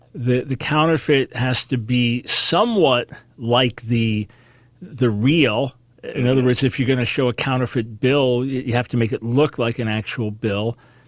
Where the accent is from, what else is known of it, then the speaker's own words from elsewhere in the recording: New York, United States; Hey, I'm a New Yorker on top of it.